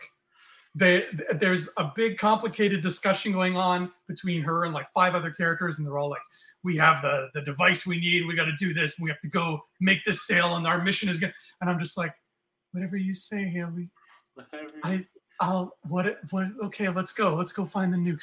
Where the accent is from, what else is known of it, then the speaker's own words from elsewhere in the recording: Canada; I'm from Canada